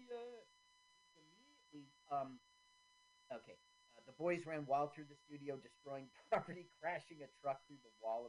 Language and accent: English; New Jersey, United States; also born or lived in Washington, D.C.; I was born in Washington, D.C., and I've been a Jersey boy since I was 8 years old